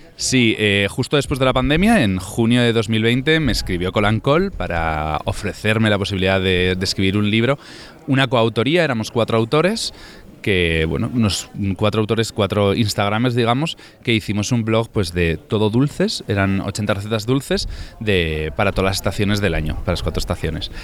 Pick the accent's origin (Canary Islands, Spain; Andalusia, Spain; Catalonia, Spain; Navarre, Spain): Navarre, Spain; Tafalla; yo soy de Tafalla, de Navarra